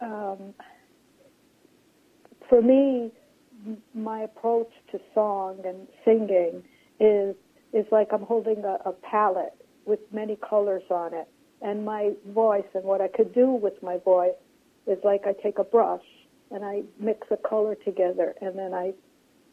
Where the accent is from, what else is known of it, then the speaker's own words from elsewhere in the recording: New York City, New York, United States; I grew up on Coney Island